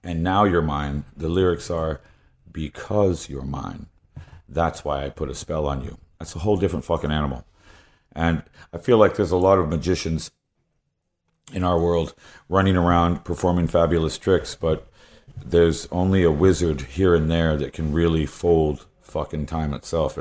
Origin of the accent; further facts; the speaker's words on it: South Carolina, United States; I'm from South Carolina